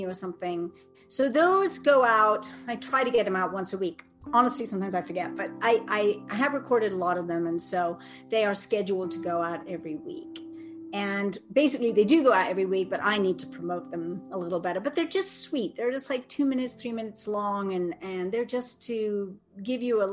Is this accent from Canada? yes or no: no; England, United Kingdom; I'm so English